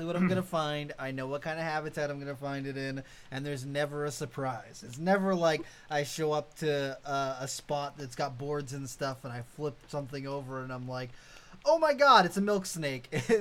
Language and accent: English; Massachusetts, United States; my hometown where I grew up in Massachusetts